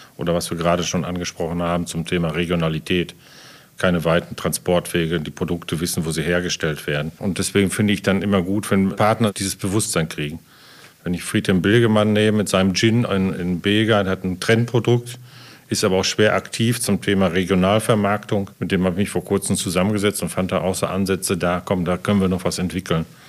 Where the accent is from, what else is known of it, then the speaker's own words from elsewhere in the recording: Dortmund, North Rhine-Westphalia, Germany; now in Lemgo, Germany; bin ja eigentlich Dortmunder